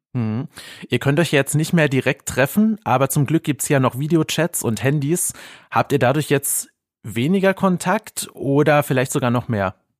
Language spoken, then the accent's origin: German; Germany; bei uns in Deutschland